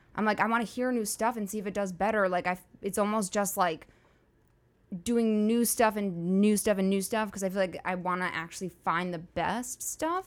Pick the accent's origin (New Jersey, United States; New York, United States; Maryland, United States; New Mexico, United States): New York, United States; New York City; moved away as an adult; now in Los Angeles, United States; I went to NYU and I grew up in New York